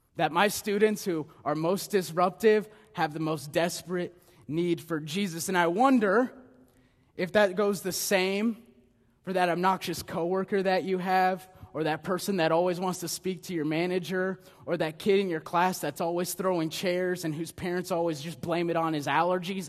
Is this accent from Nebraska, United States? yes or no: yes; Nebraska, United States; moved away; I am from Nebraska, the good life